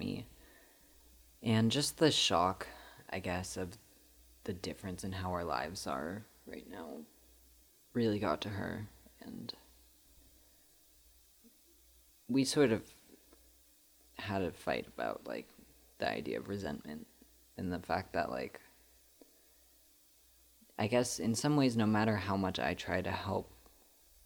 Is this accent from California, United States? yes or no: yes; Piedmont, California, United States; I grew up in Piedmont, which is, like, a pretty rich suburb in the Bay Area